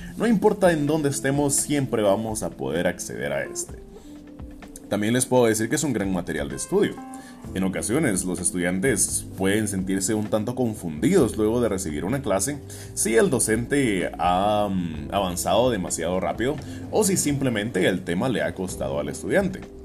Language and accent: Spanish; Guatemala; also born or lived in Quetzaltenango, Guatemala; Yo soy guatemalteco de todo corazón